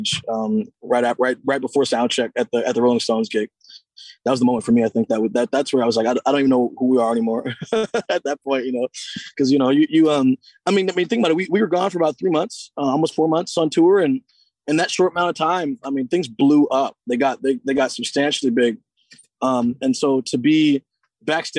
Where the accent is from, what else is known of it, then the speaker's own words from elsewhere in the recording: Seattle, Washington, United States; to be from my hometown